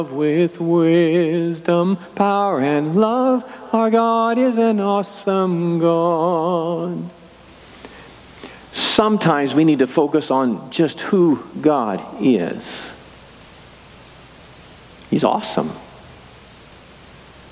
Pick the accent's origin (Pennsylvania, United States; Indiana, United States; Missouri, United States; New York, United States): Missouri, United States; Excelsior Springs; I grew up in Excelsior Springs